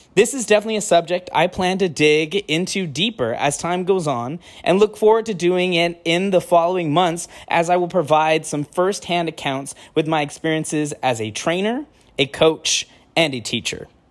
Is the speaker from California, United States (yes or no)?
yes; El Centro, California, United States; I'm from California, El Centro, California